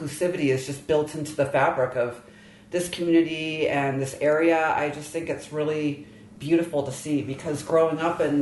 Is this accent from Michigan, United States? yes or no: yes; Michigan, United States; I grew up in Michigan